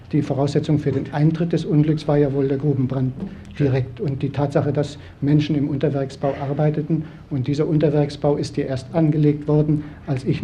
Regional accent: Silesian Voivodeship, Poland; moved away; dass ich als Schlesier gern wieder in meine Heimat zurückkommen würde

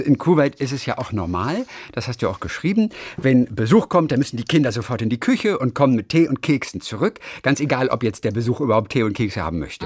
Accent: Germany; ich halte da knallhart dagegen als Deutscher

